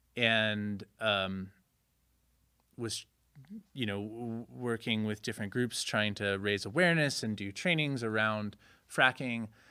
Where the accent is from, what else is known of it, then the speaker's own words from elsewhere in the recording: Connecticut, United States; moved away as an adult; also born or lived in Chicago / Berlin / New York; I grew up in Connecticut